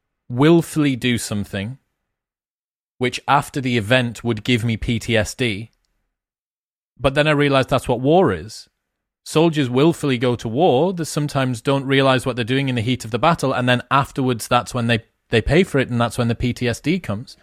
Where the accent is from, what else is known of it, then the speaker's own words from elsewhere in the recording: United Kingdom; I'm British